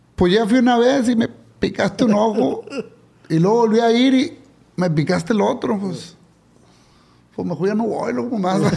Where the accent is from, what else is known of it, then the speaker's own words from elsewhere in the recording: Culiacán, Sinaloa, Mexico; Salí, de aquí de Culiacán, compa, llegué a Nueva York